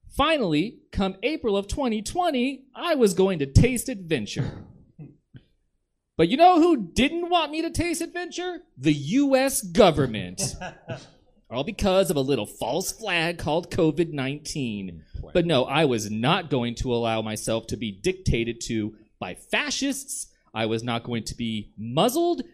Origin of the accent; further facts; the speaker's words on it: the South, United States; I'm from the South